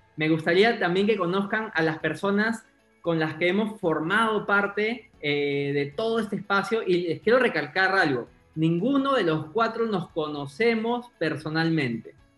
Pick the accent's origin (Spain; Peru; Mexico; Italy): Peru; yo soy peruano, peruano soy publicista de profesión